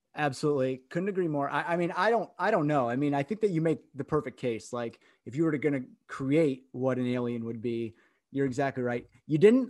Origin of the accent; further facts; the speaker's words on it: Grand Rapids, Michigan, United States; I grew up in Grand Rapids, Michigan